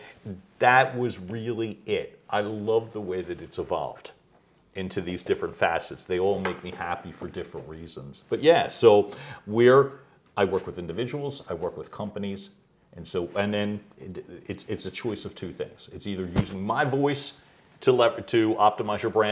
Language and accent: English; Philadelphia, Pennsylvania, United States; I grew up in Northeast Philly